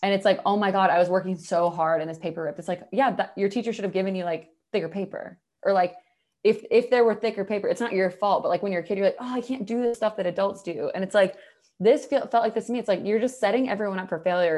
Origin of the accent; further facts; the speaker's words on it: the South, United States; I'm from the South